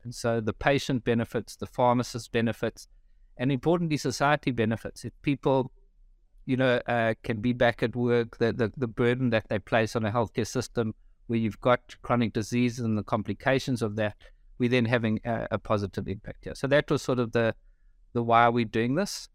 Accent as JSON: {"language": "English", "country": "South Africa", "tie": "born or raised there", "moved": "as an adult", "lives_now": "Melbourne, Australia", "said": "I grew up in South Africa, been in Melbourne now for just over three years."}